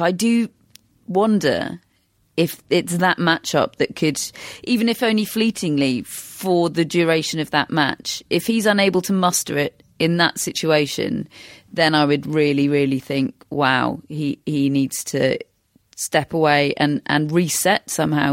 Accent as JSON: {"language": "English", "country": "United Kingdom", "said": "we are British, we have particular experience of Andy Murray."}